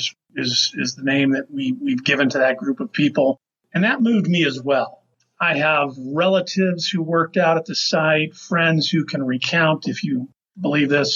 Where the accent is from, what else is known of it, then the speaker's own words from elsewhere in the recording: Las Vegas, Nevada, United States; I grew up in Las Vegas for the most part